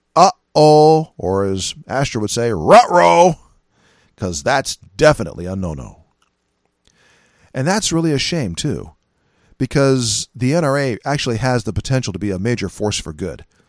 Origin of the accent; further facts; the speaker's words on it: California, United States; moved away; I'm originally from California